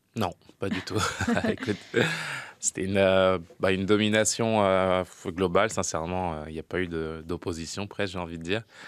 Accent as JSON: {"language": "French", "country": "Senegal", "said": "en tant que Sénégalais"}